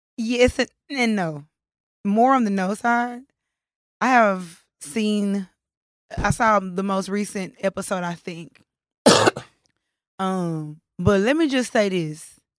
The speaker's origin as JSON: {"language": "English", "town": "Dallas", "region": "Texas", "country": "United States", "said": "So where are you from? I'd be like, Dallas. They'd be like, what part? I say Oak Cliff."}